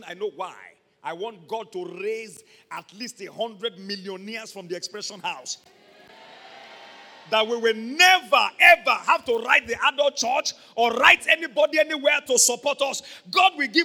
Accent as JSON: {"language": "English", "town": "Ibadan", "region": "Oyo", "country": "Nigeria", "tie": "born or raised there", "said": "I'm from Mokola"}